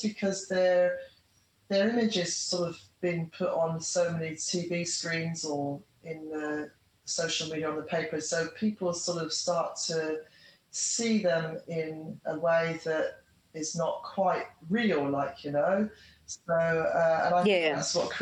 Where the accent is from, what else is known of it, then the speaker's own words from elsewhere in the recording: Australia; stay in my hometown where my son is and where all my friends are and everything I know